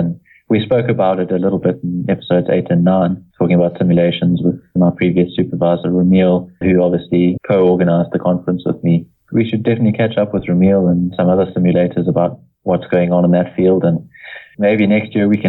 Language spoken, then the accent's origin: English; South Africa; Obviously, I'm South African and I love Africa